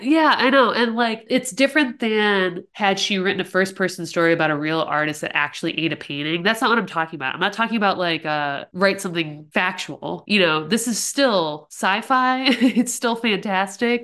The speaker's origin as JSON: {"language": "English", "region": "Ohio", "country": "United States", "tie": "born or raised there", "said": "I'm in Ohio"}